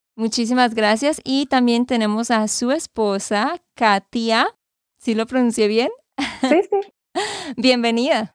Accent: Santander, Colombia; de Santander, Colombia.

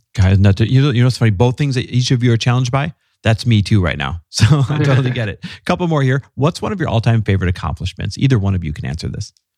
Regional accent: Midwest, United States; fellow Midwesterner

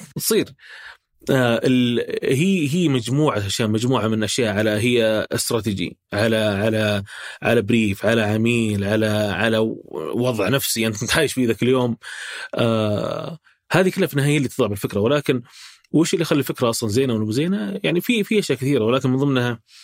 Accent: Saudi Arabia; احنا كسعوديين

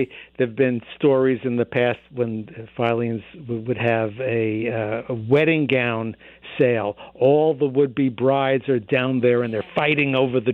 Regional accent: New York, United States; now in Boston, United States; I grew up in New York

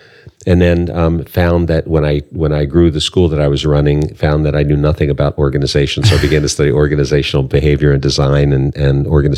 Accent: Washington, District of Columbia, United States; also born or lived in Silver Spring, Maryland; I was born in D.C., actually. Where? I grew up in Northeast, in Riggs Park. And my parents moved out to Silver Spring in 1960 when the neighborhoods were changing.

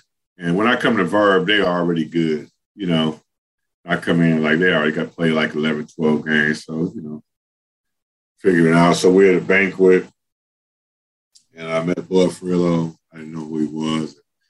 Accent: Los Angeles, California, United States; like every other kid growing up in Los Angeles.

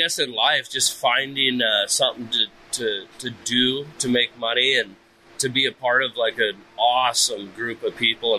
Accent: Sandpoint, Idaho, United States; Pacific Northwest. I grew up in Sandpoint, Idaho.

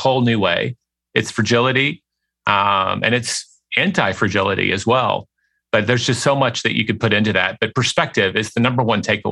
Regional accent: Memphis, Tennessee, United States; moved away as an adult; also born or lived in Paris; now in Austin, United States; I grew up in Memphis, Tennessee, which is a big small town.

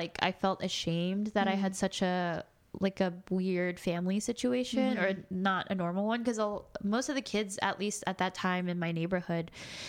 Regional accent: Virginia, United States; growing up in Southern or not, it wasn't really Southern, it's like mid Virginia, I guess, where we were at the time.

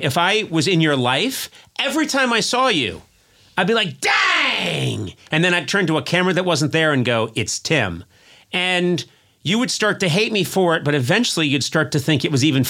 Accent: Brookline, Massachusetts, United States; moved away; You're living in my hometown?

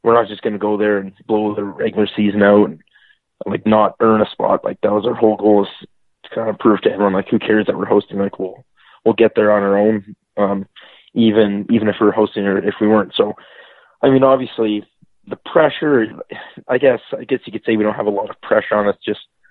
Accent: Red Deer, Alberta, Canada; Red Deer, Alberta.

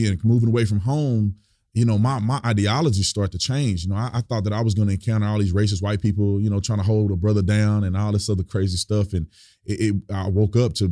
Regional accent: Fort Worth, Texas, United States; I'm born and raised in Fort Worth, Texas.

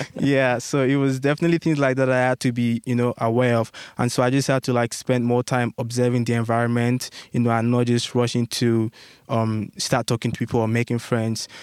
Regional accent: Nigeria; moved away as an adult; now in United States; my home country, back in Nigeria

